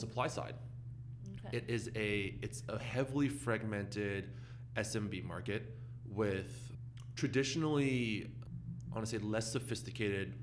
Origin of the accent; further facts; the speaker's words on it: Canada; now in San Francisco, United States; As a Canadian living in San Francisco